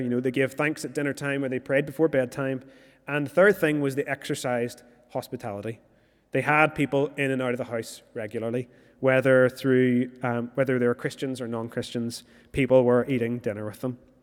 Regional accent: Moira, Northern Ireland, United Kingdom; moved away; I'm originally from Moira

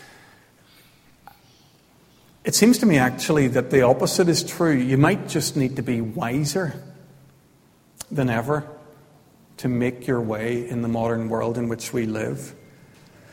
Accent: County Armagh, Northern Ireland, United Kingdom; I was growing up in County Armagh in the 1970s.

